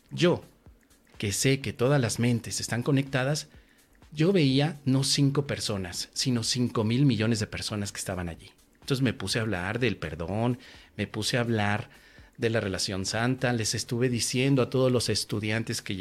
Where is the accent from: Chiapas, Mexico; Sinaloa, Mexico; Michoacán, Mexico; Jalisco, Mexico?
Michoacán, Mexico; Tangamandapio; Hace algún tiempo fui a mi pueblo natal, que es Tangamandapio. En Tangamandapio me fui a dar una conferencia de curso de milagros.